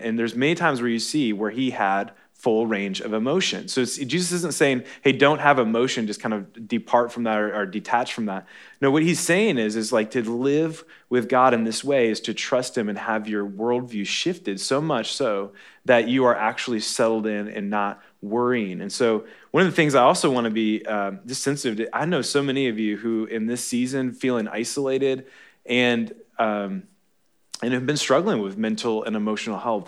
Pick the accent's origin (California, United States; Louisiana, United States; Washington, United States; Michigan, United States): Michigan, United States; moved away; I'm from Michigan